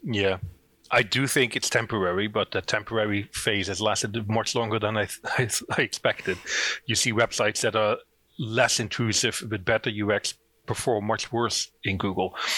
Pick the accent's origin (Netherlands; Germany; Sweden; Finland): Netherlands; accent: Dutch; moved away as an adult; now in Northern Ireland, United Kingdom; I'm originally from the Netherlands. That's where the accent's from. I moved to Northern Ireland in 2009